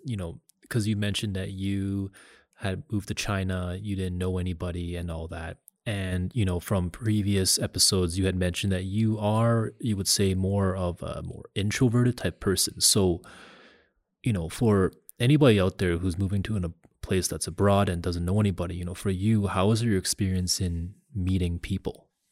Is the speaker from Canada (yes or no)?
yes; Canada; I told people that I was from Canada